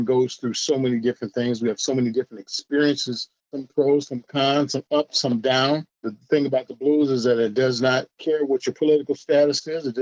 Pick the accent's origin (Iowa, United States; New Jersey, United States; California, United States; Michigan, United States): Iowa, United States; Des Moines; I grew up in Des Moines, Iowa